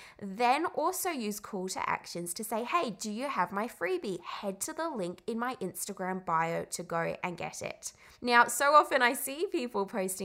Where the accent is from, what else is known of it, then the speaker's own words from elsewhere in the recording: England, United Kingdom; And the way I say call is kind of weird. I grew up in England and I can't say it.